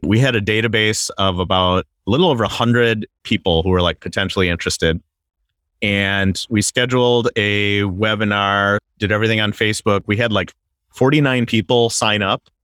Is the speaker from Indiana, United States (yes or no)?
no; Wisconsin, United States; now in Southern California, United States; I'm originally from Wisconsin